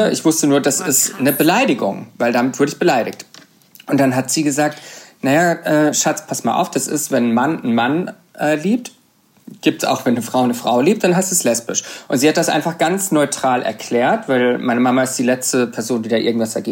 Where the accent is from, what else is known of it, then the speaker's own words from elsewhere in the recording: Karlsruhe, Baden-Württemberg, Germany; also born or lived in Bruchsal; Nein, ich komme aus Karlsruhe Ka sogar. Direkt aus Karlsruhe.